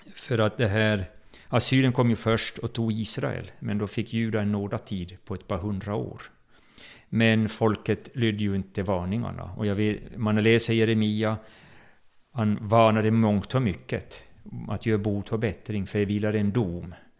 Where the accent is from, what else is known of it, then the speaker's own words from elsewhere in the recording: Jakobstad, Ostrobothnia, Finland; moved away as an adult; also born or lived in Bromma, Stockholm, Sweden; now in Stockholm, Sweden; jag var uppväxt i Pingkyrkan i Jakobstad